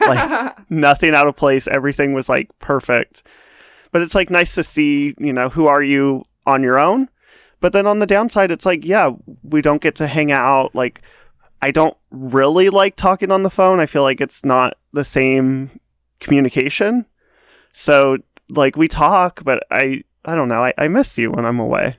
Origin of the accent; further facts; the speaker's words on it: Nevada, United States; it was in the middle of nowhere, Nevada. I, I love, I love my, my home state